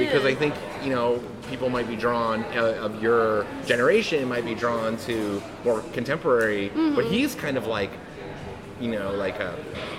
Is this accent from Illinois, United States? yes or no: no; Northern Virginia, United States; also born or lived in Los Angeles; now in Savannah, United States; We're from Northern Virginia, actually.